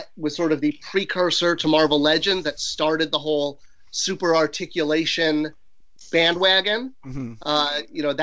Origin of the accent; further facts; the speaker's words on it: Irvine, California, United States; also born or lived in Connecticut; after Connecticut, I grew up in California, and then I was in high school in Irvine, California, Orange County